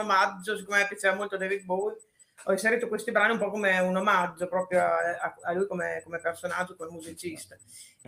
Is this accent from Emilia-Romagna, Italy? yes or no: yes; Parma, Emilia-Romagna, Italy; also born or lived in Brescello, province of Reggio Emilia; io sono di Parma e, mm, abito però nella bassa, in provincia di Reggio Emilia, vicino al Po, e a Brescello